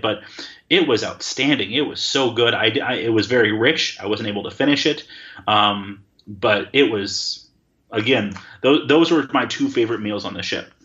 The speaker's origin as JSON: {"language": "English", "region": "Wisconsin", "country": "United States", "moved": "yes", "said": "I'm from Wisconsin, the land of cheese"}